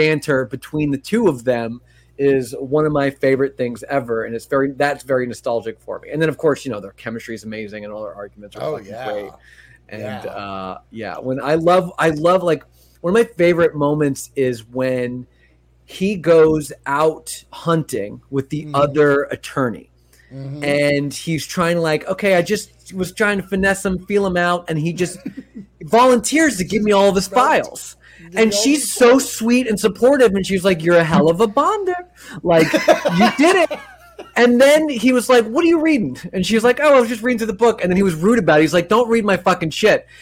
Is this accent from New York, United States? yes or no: yes; Long Island, New York, United States; I'm from Long Island, New York, and all my family is from New York